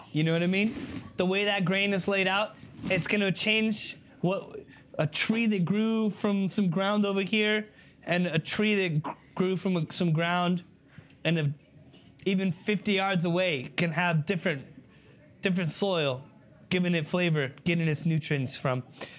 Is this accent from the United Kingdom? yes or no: yes; Scotland, United Kingdom; Hey, we're Scottish, man. We're not throwing stuff away. Who do you think we are?